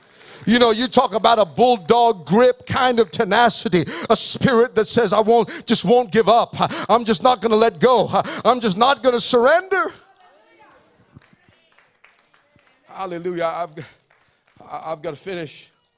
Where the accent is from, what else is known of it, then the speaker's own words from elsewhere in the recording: Philippines; So I'm Filipino.